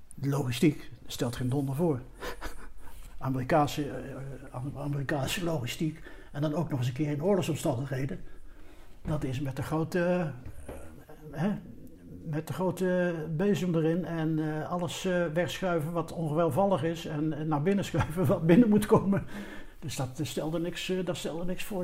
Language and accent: Dutch; Netherlands; wij als Nederlanders